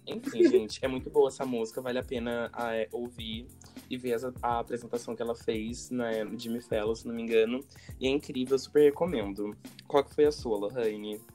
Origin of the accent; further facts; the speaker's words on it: São Paulo, Brazil; Eu sou de São Paulo